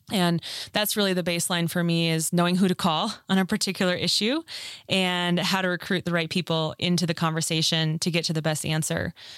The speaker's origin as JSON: {"language": "English", "town": "Minneapolis", "region": "Minnesota", "country": "United States", "tie": "born or raised there", "also_born_or_lived": "Mankato, Minnesota", "moved": "as an adult", "lives_now": "Colorado, United States", "said": "I grew up in Minnesota"}